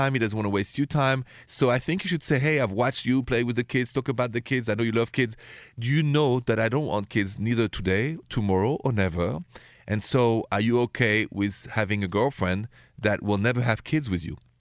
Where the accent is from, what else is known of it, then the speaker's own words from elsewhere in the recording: Paris, Île-de-France, France; accent: thick French; English is a second language; moved away; I have a thick French accent because I'm from France, from Paris originally